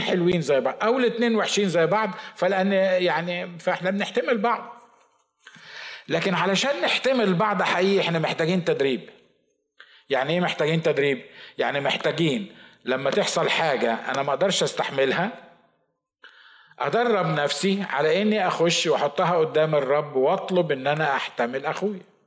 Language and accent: Arabic; Egypt; احنا برضو مصريين